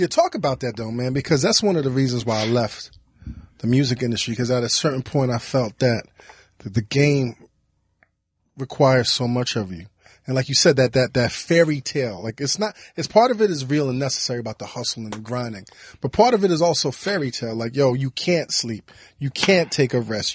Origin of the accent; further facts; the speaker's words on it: New York, United States; As a New Yorker back then